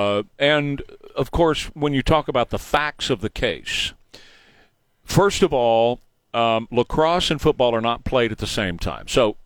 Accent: Venezuela; I was raised by Cubans in Venezuela.

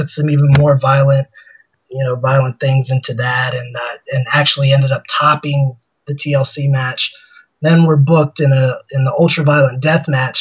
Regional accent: Richmond, Virginia, United States; in Richmond, Virginia, where I got to headline in my hometown

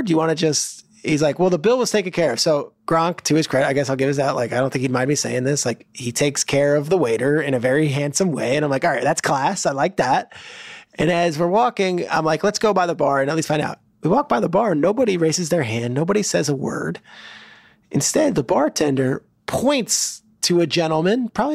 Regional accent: New Jersey, United States; I grew up in New Jersey in the 90s

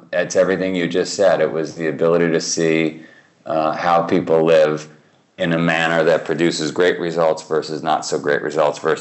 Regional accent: New York City, New York, United States; moved away as an adult; I come from Queens

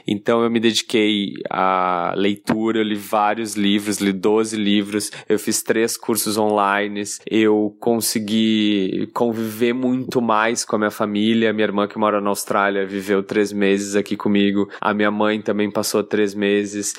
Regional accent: Porto Alegre, Rio Grande do Sul, Brazil; accent: Porto Alegre; now in Rio de Janeiro, Brazil; eu moro no Rio, mas obviamente meu sotaque denuncia que eu sou de Porto Alegre

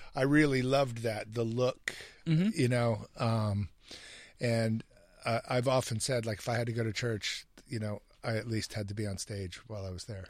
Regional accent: Hamilton, Ohio, United States; when I was a kid growing up in Hamilton, Ohio

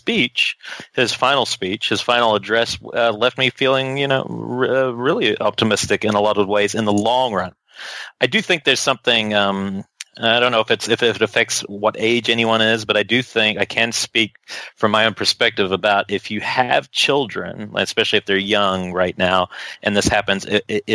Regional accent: New Zealand; now in United States; I come from New Zealand. It's a very small country

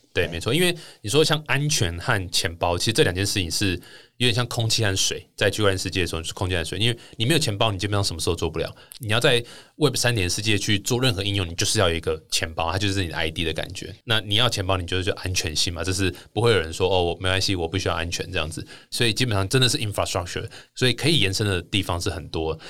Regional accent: Taiwan; 那这个是我们台湾人其实一直都不是那么特别习惯的一个方式

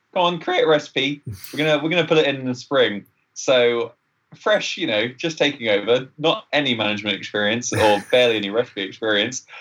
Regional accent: England, United Kingdom; now in Canada; I'm English.

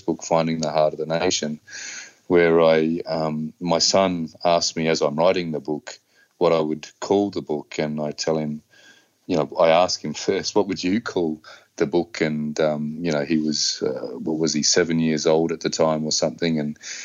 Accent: Darwin, Northern Territory, Australia; I grew up here on Larrakia country

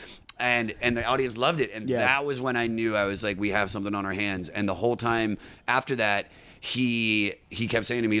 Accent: Baltimore, Maryland, United States; I grew up in Baltimore, and I grew up in a music family

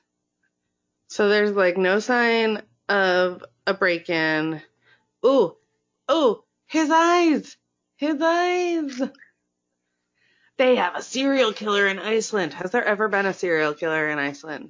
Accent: Florida, United States; born or raised there; moved away

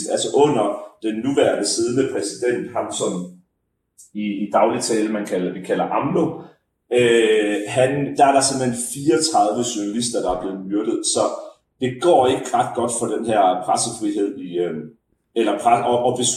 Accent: Denmark; som dansker

